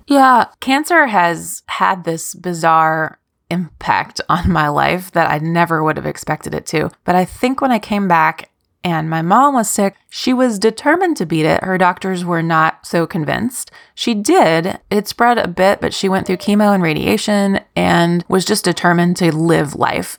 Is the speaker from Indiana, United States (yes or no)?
no; Kentucky, United States; also born or lived in New York / Scotland; I am from Kentucky